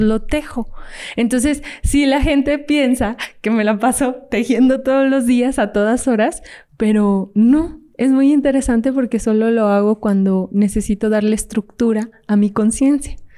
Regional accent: Fresnillo, Zacatecas, Mexico; yo soy de Zacatecas, entonces yo estaba ahí en Fresnillo, Zacatecas

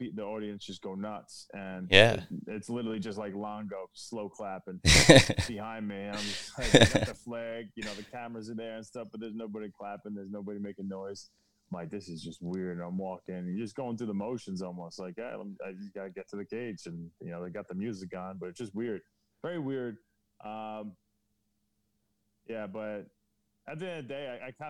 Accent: Baldwin, New York, United States; growing up in Baldwin

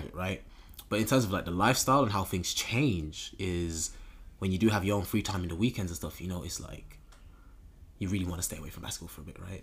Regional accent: Birmingham, West Midlands, United Kingdom; growing up in Birmingham

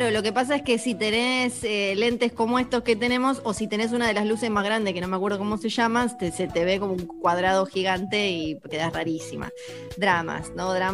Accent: Argentina

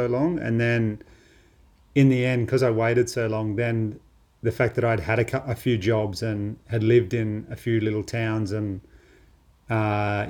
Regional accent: Australia; born or raised there

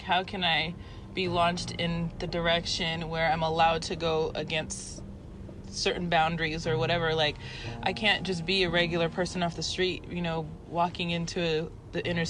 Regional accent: St. Lucia; born or raised there; also born or lived in Houston, Texas, United States; now in United States

